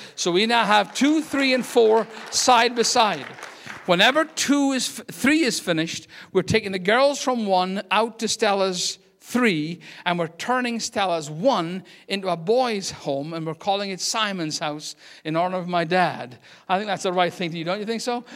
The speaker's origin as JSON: {"language": "English", "region": "Scotland", "country": "United Kingdom", "also_born_or_lived": "Aberdeen, Scotland", "moved": "yes", "lives_now": "United States", "said": "I'm Scottish."}